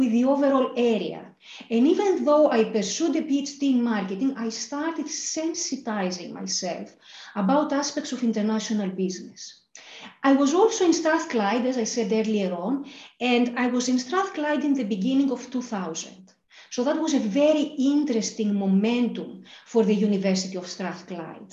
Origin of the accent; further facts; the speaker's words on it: Thessaloniki, Central Macedonia, Greece; moved away as an adult; also born or lived in Athens, Greece / Glasgow, United Kingdom; I grew up in Thessaloniki in Greece. I was born in Athens